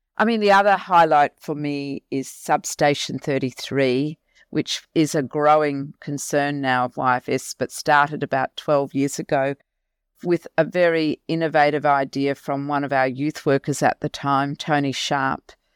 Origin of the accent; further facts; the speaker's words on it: Mackay, Queensland, Australia; I was born and bred in Mackay.